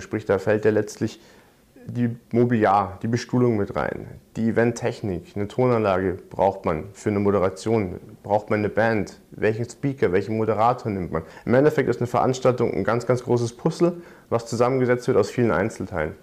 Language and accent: German; Munich, Bavaria, Germany; Ich komme gebürtig aus München, bin dort aufgewachsen